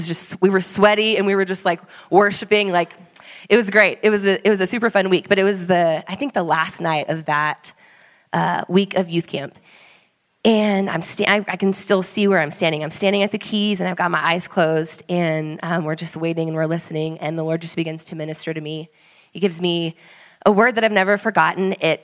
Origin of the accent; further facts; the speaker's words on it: Austin, Texas, United States; moved away as an adult; my husband Swayze and I, we moved here just over a year ago. We are from Austin, Texas.